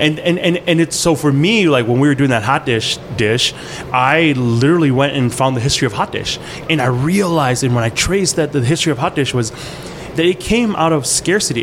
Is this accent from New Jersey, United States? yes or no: no; Port Edwards, Wisconsin, United States; English is a second language; also born or lived in Ban Vinai refugee camp, Thailand; I'm a Wisconsin boy. I grew up in Wisconsin.